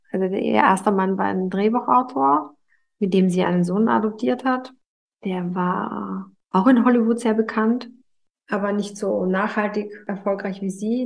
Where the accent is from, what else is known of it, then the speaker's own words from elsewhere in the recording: Vienna, Austria; moved away; also born or lived in United States; Das ist übrigens ein Theater, das zehn Minuten äh, davon entfernt, wo ich aufgewachsen bin